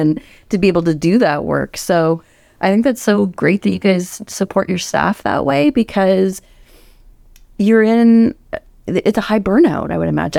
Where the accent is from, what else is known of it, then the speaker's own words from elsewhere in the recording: Canada; I'm Canadian.